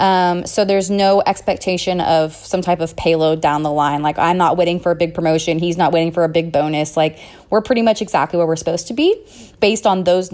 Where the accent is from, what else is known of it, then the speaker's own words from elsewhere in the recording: San Francisco, California, United States; I am from San Francisco